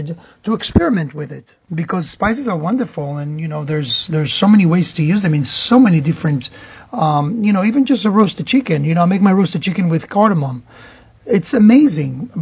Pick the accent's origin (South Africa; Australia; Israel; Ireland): Israel; now in Miami, United States; growing up in Israel